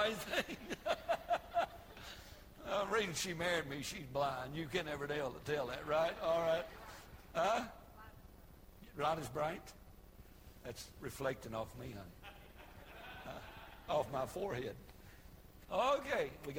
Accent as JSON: {"language": "English", "region": "Colorado", "country": "United States"}